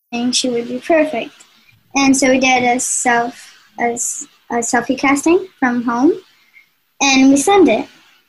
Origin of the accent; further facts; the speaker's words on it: Spain; I am from Spain